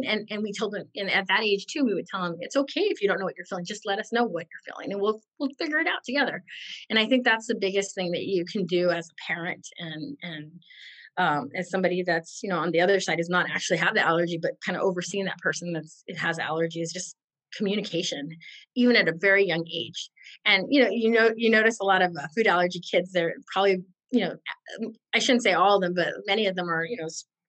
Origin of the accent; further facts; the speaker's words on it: California, United States; I'm from California